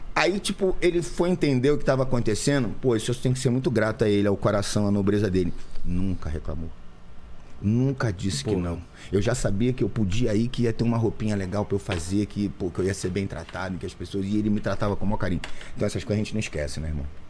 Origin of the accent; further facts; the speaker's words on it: Rio de Janeiro, Brazil; also born or lived in Barra da Tijuca / Leme / Gávea / Botafogo; Eu nasci na Tijuca, né? Tijuca. Eu sou, nasci no, no, bairro de Botafogo, no hospital de Botafogo, mas a minha família toda é tijucana, então a gente morou muito tempo assim na Tijuca